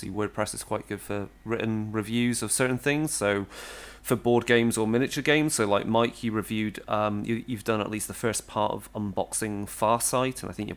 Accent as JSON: {"language": "English", "area": "Herefordshire", "region": "West Midlands", "country": "United Kingdom", "tie": "born or raised there", "said": "Deepest Darkest Herefordshire in the UK, so it's based on my hometown"}